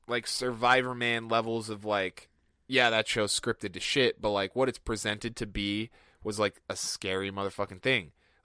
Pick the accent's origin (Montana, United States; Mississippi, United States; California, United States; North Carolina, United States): California, United States; We're from California.